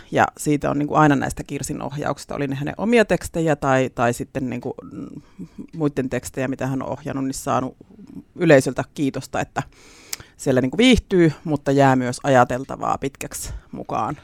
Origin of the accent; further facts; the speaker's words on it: Leppävesi, Central Finland, Finland; paluumuuttajana sitten tullut takaisin Leppävedelle